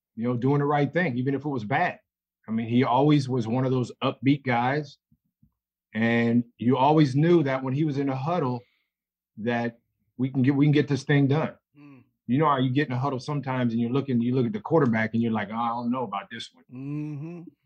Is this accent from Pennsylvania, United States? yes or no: yes; Allentown, Pennsylvania, United States; now in San Diego, United States; San Diego's my home, but I'm from Allentown, Pennsylvania, a little old town, uh, about an hour, 15 minutes from Philly.